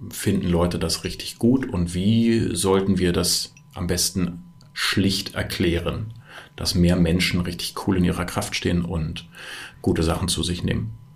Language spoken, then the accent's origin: German; Berlin, Germany; also ich bin aus Berlin und bin in Berlin geboren und aufgewachsen, habe vor vielen, vielen Jahren schon eine Wohnung im Prenzlauer Berg gekauft